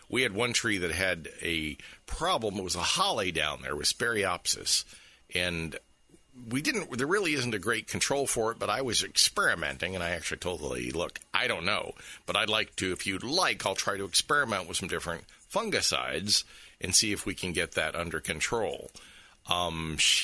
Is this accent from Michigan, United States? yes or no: no; St. Petersburg, Florida, United States; also born or lived in Clearwater, Florida / Oldsmar, Florida; I was born in St. Petersburg, and I've lived most of my life either in Clearwater or Oldsmar or in this area. And so for me, I consider myself certainly a Florida boy